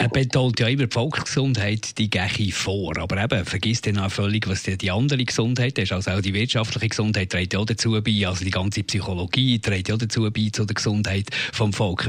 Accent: Switzerland; bei uns in der Schweiz

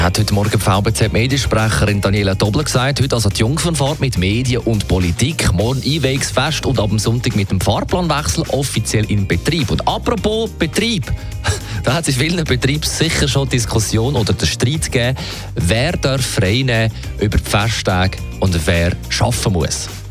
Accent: Switzerland; wir als Schweizer

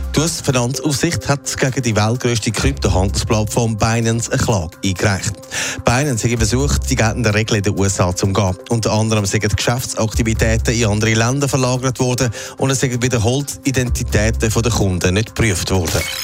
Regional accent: Switzerland; bei uns in der Schweiz

